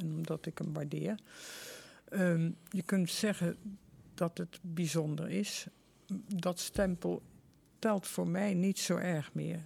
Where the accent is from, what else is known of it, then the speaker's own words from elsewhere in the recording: Vught, North Brabant, Netherlands; ik was geboren in Vught